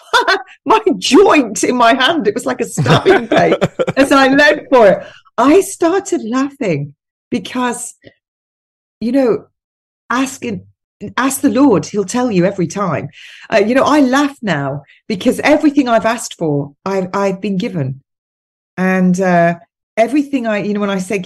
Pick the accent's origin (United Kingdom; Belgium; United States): United Kingdom; as British people, and I think you're the same where you live, Tim, it's the same climate as where I live.